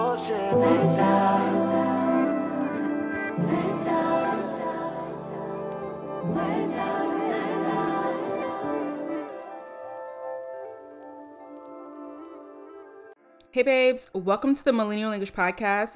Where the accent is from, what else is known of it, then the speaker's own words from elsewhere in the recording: New York City, New York, United States; moved away as an adult; also born or lived in Atlanta / Miami; where it all started in New York, mother loving city. We are live from Brooklyn, New York